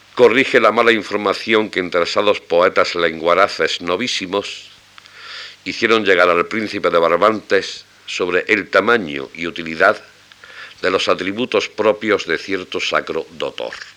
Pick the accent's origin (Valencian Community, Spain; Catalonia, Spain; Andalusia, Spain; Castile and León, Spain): Andalusia, Spain; Albolote; also born or lived in Granada; natural y ex vecino de Albolote